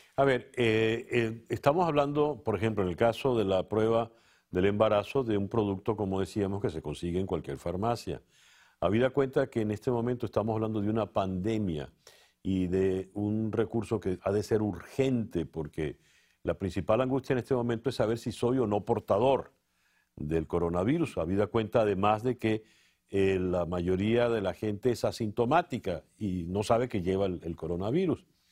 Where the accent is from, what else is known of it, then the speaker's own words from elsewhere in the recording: Venezuela; como venezolano